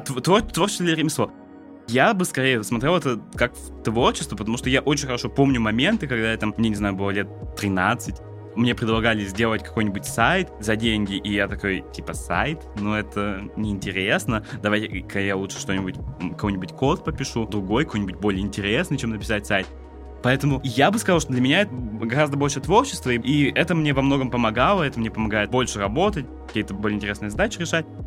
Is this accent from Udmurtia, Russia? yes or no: yes; Votkinsk, Udmurtia, Russia; moved away; also born or lived in Saint Petersburg; я, собственно, из Воткинска был